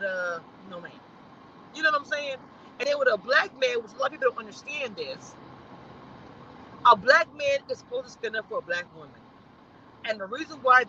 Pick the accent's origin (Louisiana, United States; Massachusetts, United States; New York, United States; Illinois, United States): Louisiana, United States; now in Texas, United States; I'm from Louisiana